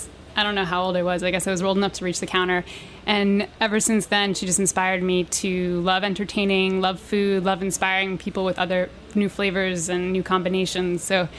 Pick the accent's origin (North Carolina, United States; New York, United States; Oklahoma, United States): New York, United States; New York City; also born or lived in Los Angeles; I grew up in New York City.